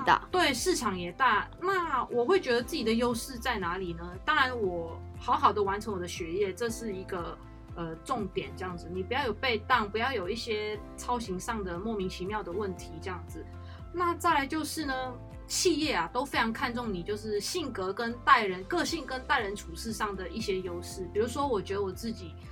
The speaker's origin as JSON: {"language": "Chinese", "country": "Malaysia", "also_born_or_lived": "China", "moved": "yes", "lives_now": "Taiwan", "said": "我来自马来西亚"}